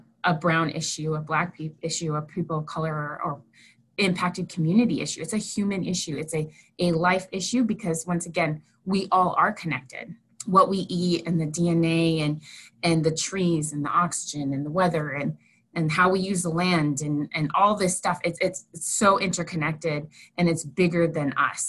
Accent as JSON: {"language": "English", "region": "North Central South Dakota", "country": "United States", "tie": "born or raised there", "said": "I grew up in North Central South Dakota, and I was raised by my grandparents."}